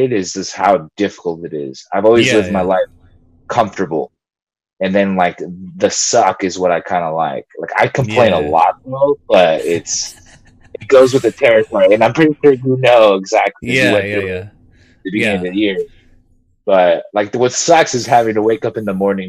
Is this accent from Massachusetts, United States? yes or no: no; Long Beach, California, United States; first language Spanish; English is a second language; I live, born and raised in Long Beach, California